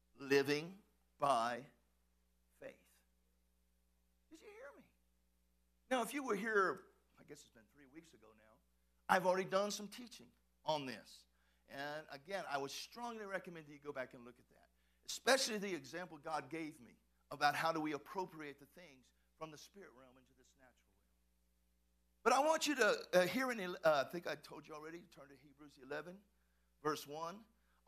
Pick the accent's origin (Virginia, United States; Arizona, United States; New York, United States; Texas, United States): Texas, United States; I'm from Texas